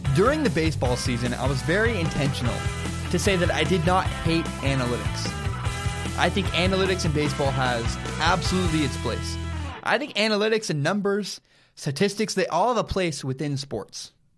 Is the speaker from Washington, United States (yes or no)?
yes; Washington, United States; my home state of Washington